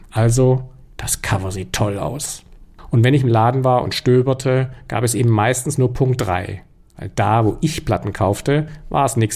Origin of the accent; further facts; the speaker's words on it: Stuttgart, Baden-Württemberg, Germany; Die kaufte man in Stuttgart, wo ich aufgewachsen bin, im berühmten Radio-Fotohaus Lerche.